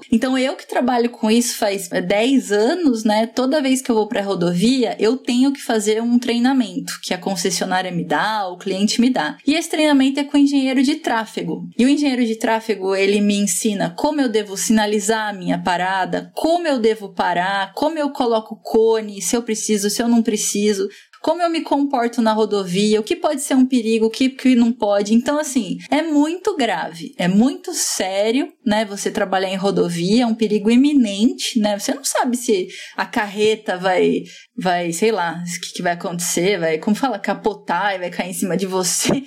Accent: São Raimundo Nonato, Piauí, Brazil; sou de São Raimundo Nonato, Piauí

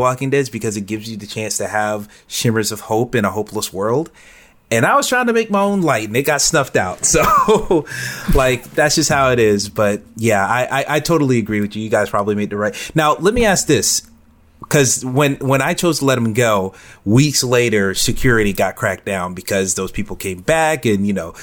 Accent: the South, United States; I grew up in the South

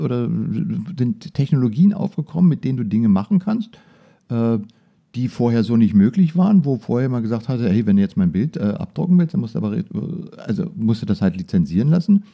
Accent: Germany; genauso bei uns in Deutschland

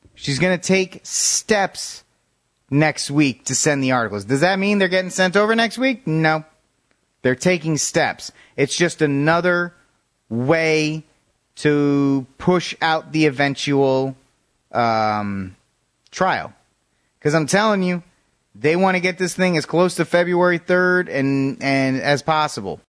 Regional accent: Rhode Island, United States; moved away; I will be making my annual pilgrimage to my home state of Rhode Island to see my family

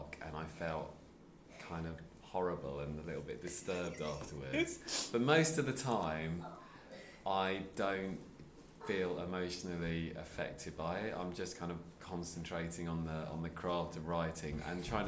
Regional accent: Sussex, South East England, United Kingdom; also born or lived in London; now in Wolverhampton, United Kingdom; I used to live in London, so I'm originally from Sussex

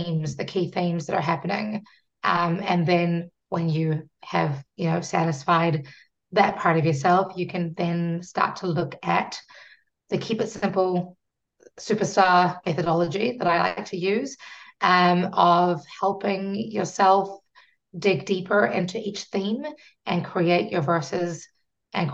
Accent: New Zealand; I'm from New Zealand and we are a British colony

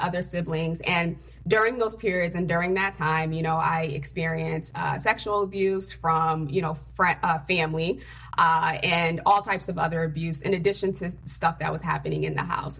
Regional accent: Connecticut, United States; also born or lived in Haiti; I'm actually an immigrant from Haiti, a uh, third world country. Came here at the age of four um, with my father, and I grew up in Connecticut

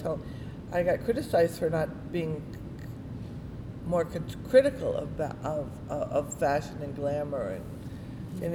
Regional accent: South Florida, United States; now in New York, United States; I grew up in South Florida

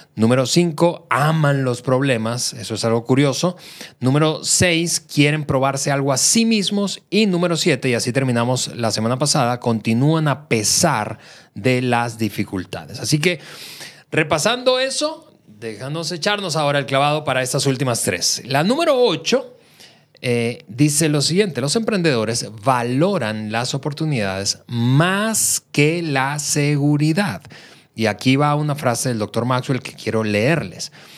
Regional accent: Venezuela; now in Mexico; yo soy eh, venezolano de nacimiento, mexicano por naturalización

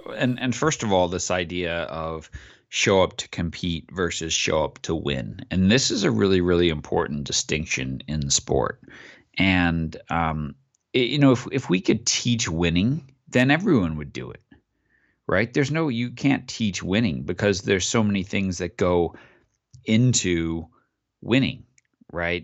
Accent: Long Island, New York, United States; I grew up on Long Island

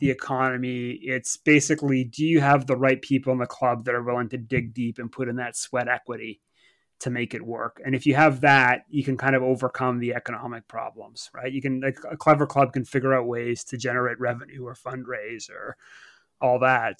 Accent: Canada; now in Southampton, United Kingdom; as a Canadian

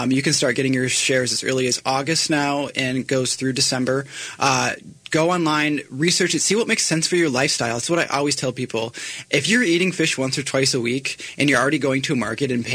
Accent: Alaska, United States; we're from Alaska, but we are local in every sense of the word.

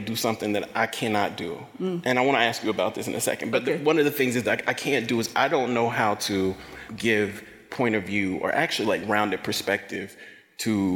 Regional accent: Jackson, Mississippi, United States; the town I grew up in Jackson

